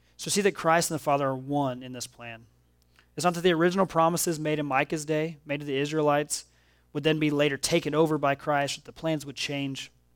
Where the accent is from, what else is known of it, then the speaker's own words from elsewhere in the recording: Oklahoma, United States; now in Missouri, United States; I grew up in Oklahoma, and I live here in Missouri